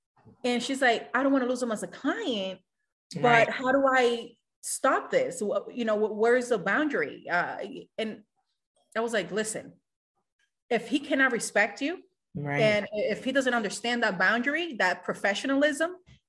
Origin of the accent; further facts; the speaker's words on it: Boston, Massachusetts, United States; I am originally from Boston. So it will be nice to go back home.